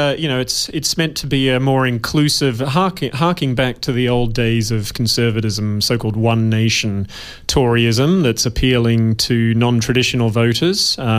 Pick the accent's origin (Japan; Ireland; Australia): Australia; Western Australia; moved away as an adult; now in United Kingdom; No, I'm Australian, born and bred, deep in my genes.